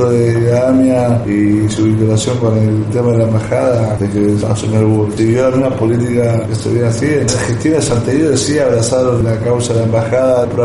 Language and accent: Spanish; Argentina; como judíos de Argentina